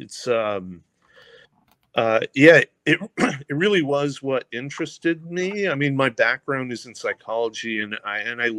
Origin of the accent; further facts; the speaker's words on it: United States; also born or lived in California / Washington / Oregon; I grew up in California and Washington